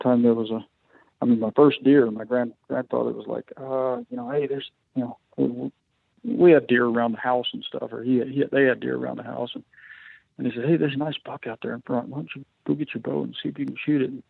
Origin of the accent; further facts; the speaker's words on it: San Angelo, Texas, United States; moved away as an adult; now in Colorado, United States; I grew up out near San Angelo, Texas, which is more West Texas